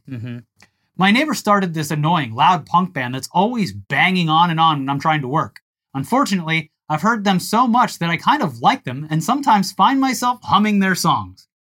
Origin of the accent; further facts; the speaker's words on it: Tampa, Florida, United States; my hometown paper of notes, the Tampa Bay Times